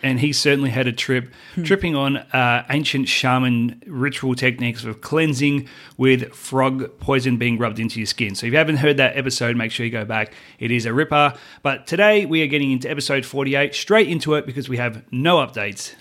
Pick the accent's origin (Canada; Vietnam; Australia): Australia; moved away as an adult; now in United States; Australian. I always will be Australian